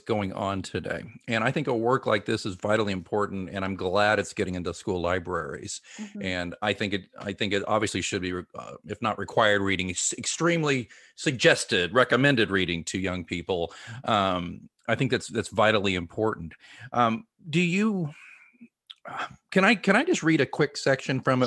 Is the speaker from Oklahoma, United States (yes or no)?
yes; Oklahoma, United States; Grew up in Oklahoma, uh, public education. Not, I wasn't in Tulsa.